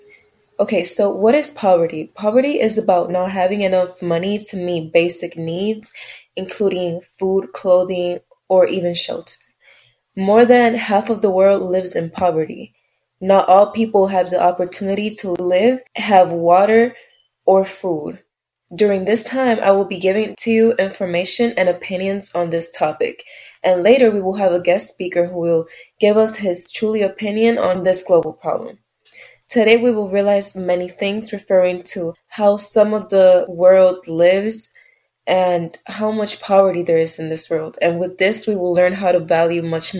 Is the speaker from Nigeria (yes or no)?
no; Puerto Rico; I am from Puerto Rico